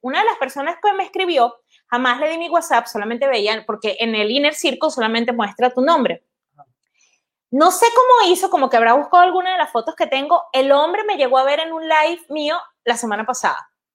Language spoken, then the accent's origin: Spanish; Caracas, Capital District, Venezuela; moved away as an adult; now in Netherlands; soy de Caracas.